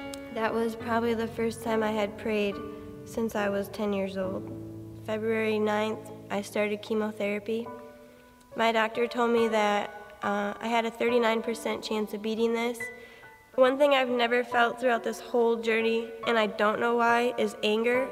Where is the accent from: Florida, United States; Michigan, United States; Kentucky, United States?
Michigan, United States; moved away; I'm originally from Michigan